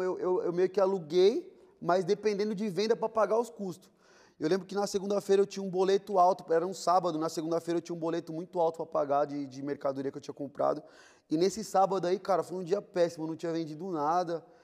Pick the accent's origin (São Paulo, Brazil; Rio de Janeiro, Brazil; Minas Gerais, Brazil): São Paulo, Brazil; born there; eu vim de quebrada, né? Eu nasci na Vila Rica de São Paulo.